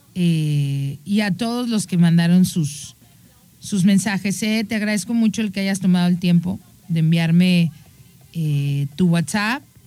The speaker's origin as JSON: {"language": "Spanish", "country": "Mexico"}